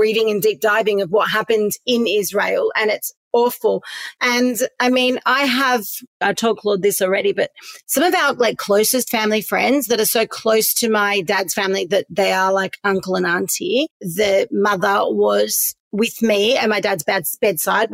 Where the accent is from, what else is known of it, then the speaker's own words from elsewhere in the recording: Perth, Western Australia, Australia; I grew up in Perth